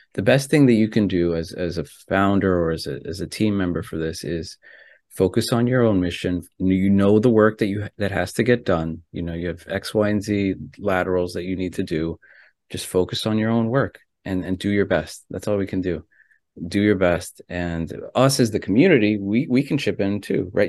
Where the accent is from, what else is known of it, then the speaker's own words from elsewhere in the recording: United States; also born or lived in Ecuador (ancestry); my family's from Ecuador, right? I was born here in America, but my family's Ecuadorian.